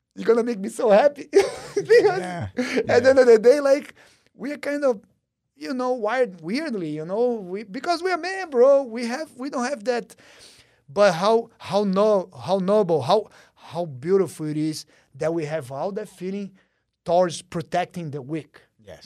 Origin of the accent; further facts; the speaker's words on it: Brazil; moved away; growing up in Brazil